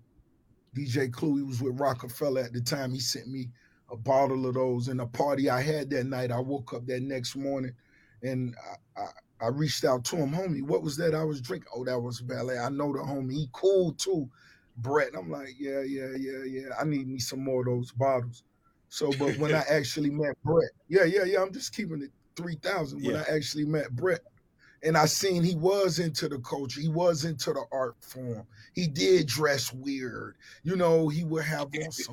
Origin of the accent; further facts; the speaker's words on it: Miami, Florida, United States; growing up in Miami